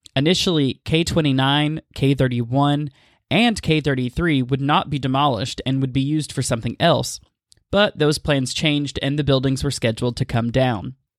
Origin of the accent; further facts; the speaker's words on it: East Tennessee, United States; my experiences growing up in East Tennessee